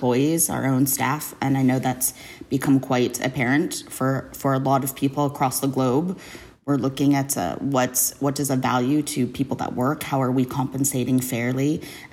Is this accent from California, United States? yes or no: yes; Southern California, United States; I'm from Southern California